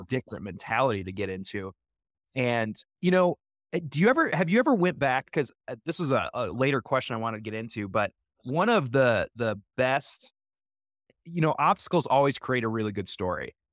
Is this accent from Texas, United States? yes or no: no; Wisconsin, United States; growing up in Wisconsin